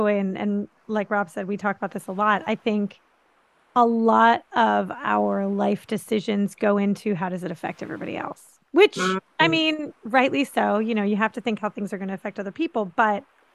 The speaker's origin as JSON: {"language": "English", "town": "Philadelphia", "region": "Pennsylvania", "country": "United States", "moved": "as an adult", "lives_now": "St. Augustine, United States", "said": "I'm from Philly"}